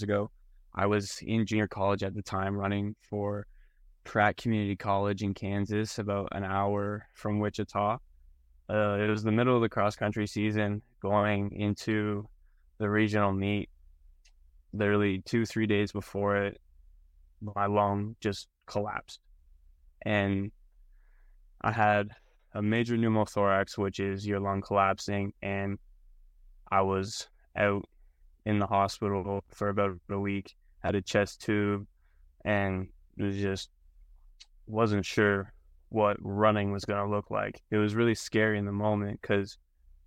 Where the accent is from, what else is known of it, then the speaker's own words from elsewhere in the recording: Canada; moved away as an adult; now in Arkansas, United States; I am from Canada